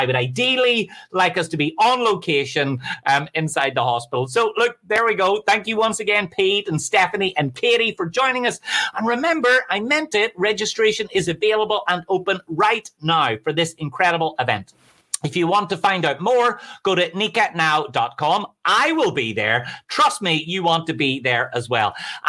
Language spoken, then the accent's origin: English; Belfast, Northern Ireland, United Kingdom; I'm from Belfast, so I have no idea what that number means, but I imagine it's good.